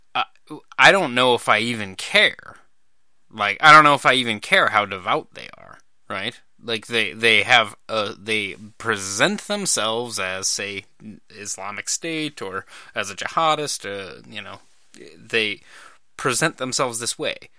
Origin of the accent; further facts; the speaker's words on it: Idaho, United States; also born or lived in Montana; I grew up in Idaho and Montana